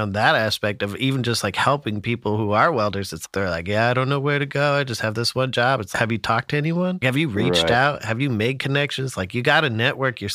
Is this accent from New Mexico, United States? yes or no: yes; Albuquerque, New Mexico, United States; I was born in Albuquerque, and that was like my main view of New Mexico.